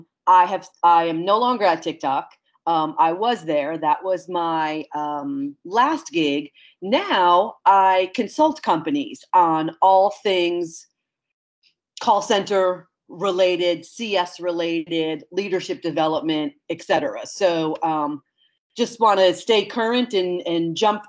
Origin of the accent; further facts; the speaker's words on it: Westchester County, New York, United States; moved away as an adult; also born or lived in Towson, Maryland / San Francisco / Hawaii; now in Nashville, United States; I am originally from Westchester County, New York, which is a county just above the city. Born and raised, left there for college